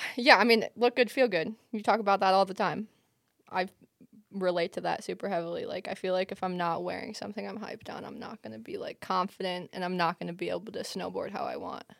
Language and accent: English; Michigan, United States; growing up in Michigan, it was, like, so accessible